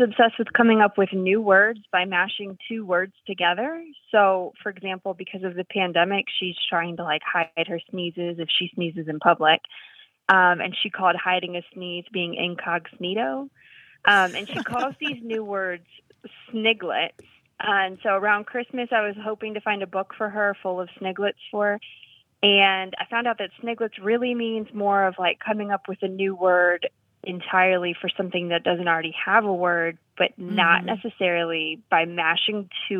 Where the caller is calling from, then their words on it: Suitland, Maryland, United States; I'm calling from Suitland, Maryland.